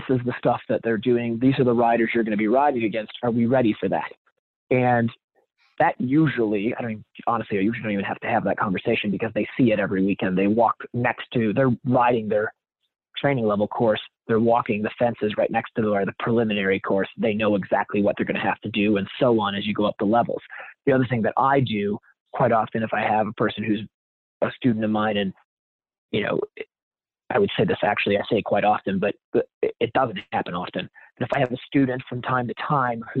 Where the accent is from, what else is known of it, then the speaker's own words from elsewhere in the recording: Wisconsin, United States; I grew up in Wisconsin